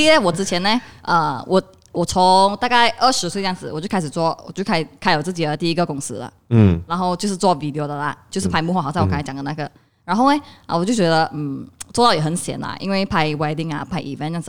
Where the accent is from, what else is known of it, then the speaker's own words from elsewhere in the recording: Kuantan, Pahang, Malaysia; 因为我是来自关丹的嘛，哈，所以关丹的关丹很少人做 video 的嘛，而且基本上是应该是没有人在做 video 关丹